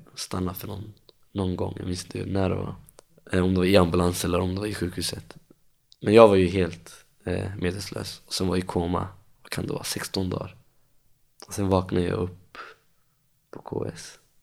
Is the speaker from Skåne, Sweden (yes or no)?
no; Stockholm, Stockholm County, Sweden; Jag är uppvuxen i Tensta, bott där i 24 år, hela livet.